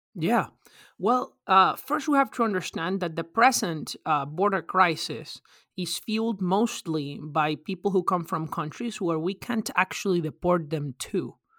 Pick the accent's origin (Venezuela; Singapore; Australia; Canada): Venezuela; now in United States; I'm originally from Venezuela